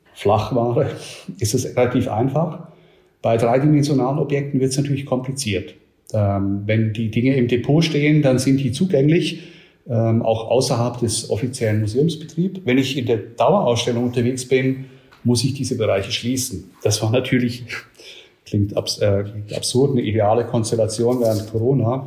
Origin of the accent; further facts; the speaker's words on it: Switzerland; now in Nuremberg, Germany; ich komme ursprünglich aus der Schweiz